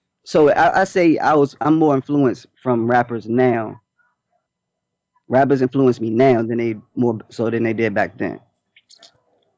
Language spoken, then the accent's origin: English; Capitol Heights, Maryland, United States; also born or lived in Washington, D.C. / Oxon Hill, Maryland; Then we moved to Maryland and Capitol Heights. I stayed in Capitol Heights